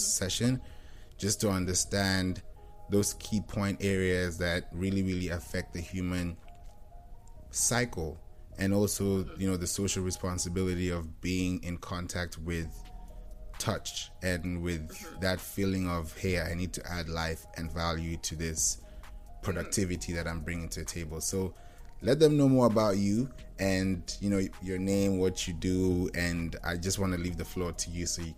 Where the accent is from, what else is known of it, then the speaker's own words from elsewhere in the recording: Kenya; my parents are both pastors. You know, we grew up in Kenya, but we're Nigerian.